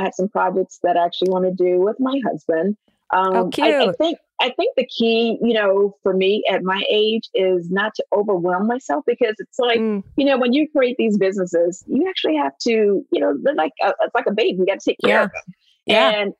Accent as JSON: {"language": "English", "region": "Alabama", "country": "United States", "tie": "born or raised there", "moved": "yes", "said": "I grew up poor in Alabama"}